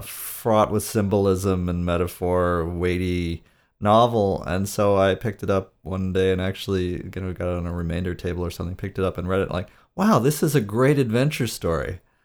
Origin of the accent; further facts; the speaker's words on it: Great Lakes, United States; accent: Great Lakes; my accent is, is Great Lakes region